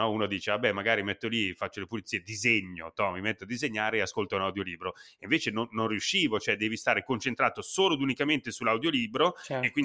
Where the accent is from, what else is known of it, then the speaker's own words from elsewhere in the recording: Italy; accent: Italian; È che si sentiva tantissimo il mio accento italiano.